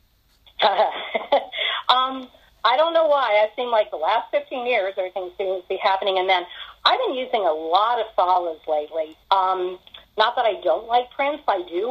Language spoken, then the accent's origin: English; Philadelphia area, Pennsylvania, United States; now in Charlotte, United States; in my husband's family, we're from Pennsylvania originally, in Philadelphia area.